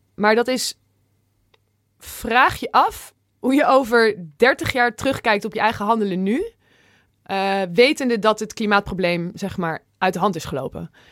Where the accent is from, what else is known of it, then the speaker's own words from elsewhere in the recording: Zwolle, Overijssel, Netherlands; een goede vriend uit, uit Zwolle, waar ik vandaan kom